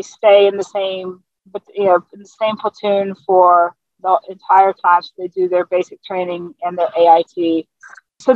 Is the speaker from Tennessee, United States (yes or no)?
no; Newport News, Virginia, United States; also born or lived in South Carolina; I grew up in coastal Virginia. So I grew up I lived in South Carolina until I was 10. And then we moved back up where my family lived, was Newport News, Virginia